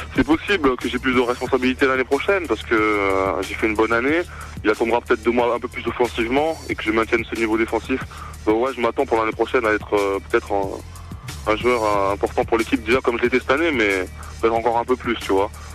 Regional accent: Toulouse, Occitania, France; moved away; also born or lived in Clermont-Ferrand / Vichy; je suis de Toulouse à la base mhm. et j'ai commencé dans, le club de mon quartier du Mirail

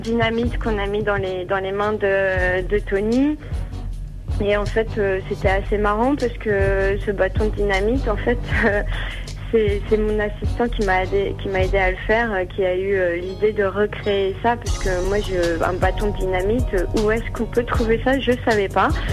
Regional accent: France; moved away; also born or lived in United States; en tant que française, photographe

